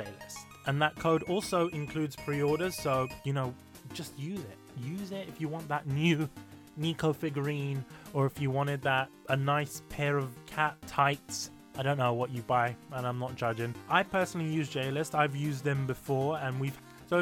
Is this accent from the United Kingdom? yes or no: yes; United Kingdom; I'm British and I was born here and I still can't speak English.